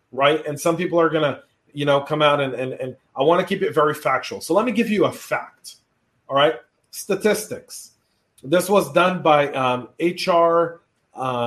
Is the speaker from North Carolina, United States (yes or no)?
no; California, United States; now in Georgia, United States; when I grew up in California, California was still a great place to be